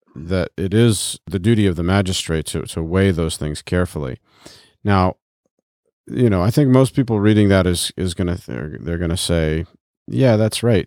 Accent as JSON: {"language": "English", "country": "United States", "said": "we as Americans and as American Christians"}